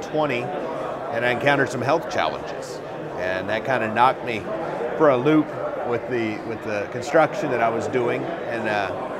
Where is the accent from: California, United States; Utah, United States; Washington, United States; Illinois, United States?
Illinois, United States; Bellrive; now in Louisville, United States; I was born and raised in a little town in southern Illinois. It's called Belrive, Illinois